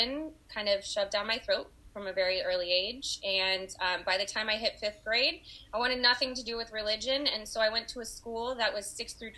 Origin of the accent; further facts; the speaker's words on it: Los Angeles, California, United States; also born or lived in Oakland, California; I was born and raised in Los Angeles, California